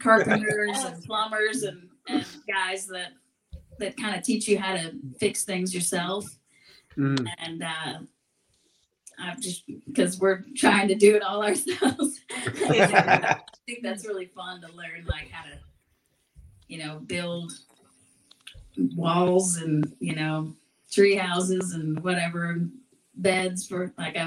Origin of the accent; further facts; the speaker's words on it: Seattle, Pacific Northwest, United States; I grew up in the Northwest